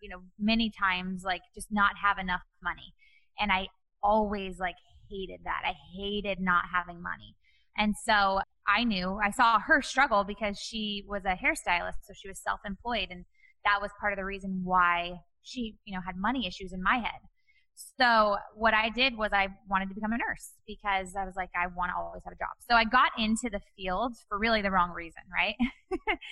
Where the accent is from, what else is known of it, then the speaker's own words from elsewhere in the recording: Bakersfield, California, United States; now in Newport Beach, United States; I grew up in Bakersfield, California